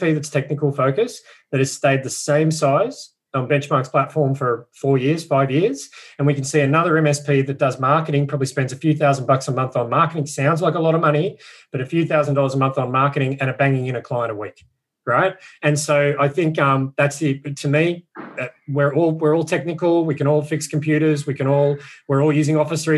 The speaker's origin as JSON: {"language": "English", "country": "Australia", "said": "being an Aussie"}